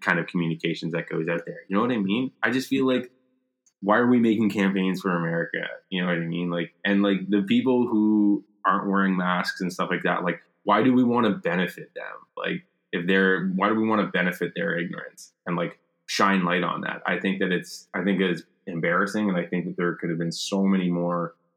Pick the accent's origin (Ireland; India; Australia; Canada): Canada; here in Canada, because like we're not American